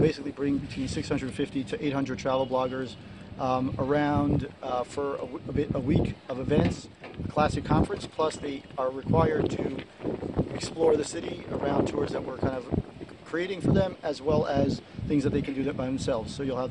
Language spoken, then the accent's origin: English; New York, United States; moved away as an adult; now in Gush Etzion, Israel; I was born and raised in New York, grew up in Queens, and every summer of my life, I don't think I missed one ever for 23 years, I came every summer with my family to Israel. We stayed in Jerusalem.